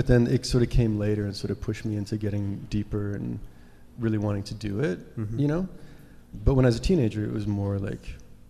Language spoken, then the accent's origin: English; Regina, Saskatchewan, Canada; moved away; also born or lived in Vancouver; I'm from Saskatchewan.